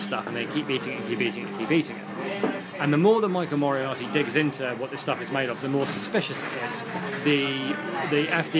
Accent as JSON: {"language": "English", "region": "England", "country": "United Kingdom", "moved": "yes", "said": "being other English people"}